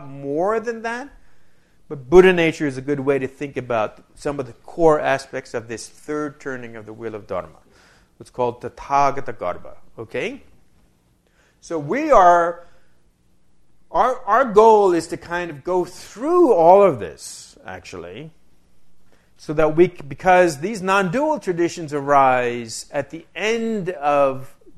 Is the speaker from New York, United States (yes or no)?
yes; New York, United States; now in Wisconsin, United States; I'm originally from New York.